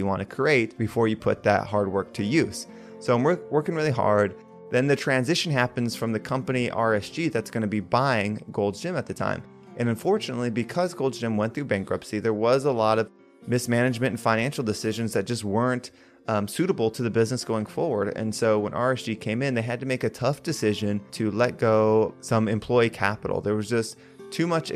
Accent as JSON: {"language": "English", "country": "United States", "tie": "born or raised there", "said": "I was district manager in North and South Carolina, which is my hometown"}